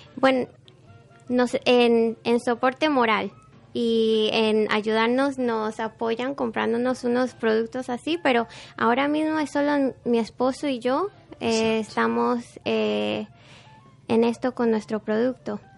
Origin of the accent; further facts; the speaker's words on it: Panama City, Panama; moved away; Yo nací en Panamá.